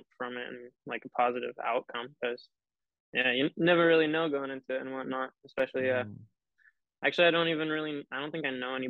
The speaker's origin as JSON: {"language": "English", "town": "Bellingham", "region": "Washington", "country": "United States", "tie": "born or raised there", "said": "born and raised in Bellingham."}